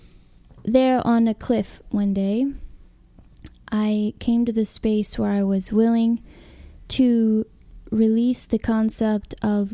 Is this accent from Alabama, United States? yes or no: yes; Alabama, United States; moved away as an adult; also born or lived in California; I grew up in Alabama in Christianity